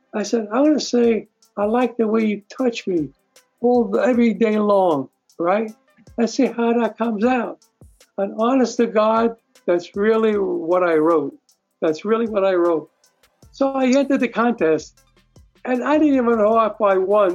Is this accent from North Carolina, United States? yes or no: no; New York City, New York, United States; moved away as an adult; now in California, United States; I grew up in Brooklyn